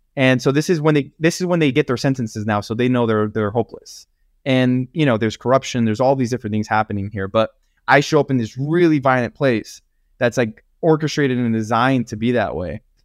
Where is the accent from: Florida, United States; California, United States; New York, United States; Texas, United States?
California, United States; Los Angeles County; I grew up in Los Angeles County with a very abusive family